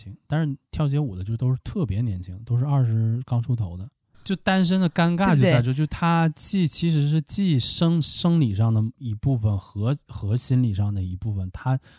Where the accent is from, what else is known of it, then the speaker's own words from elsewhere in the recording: Liaoning, China; 那我就我是辽宁的，哎，我就找辽宁的陪玩